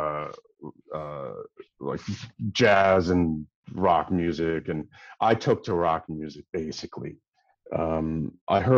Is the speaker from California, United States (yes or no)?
yes; Los Angeles, California, United States; also born or lived in Dallas, Texas; I'm in a hotel in LA, which is my hometown